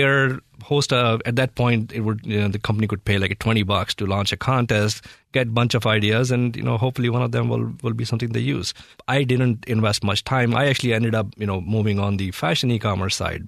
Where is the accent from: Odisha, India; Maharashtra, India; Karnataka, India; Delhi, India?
Delhi, India; moved away as an adult; now in United States; I grew up in India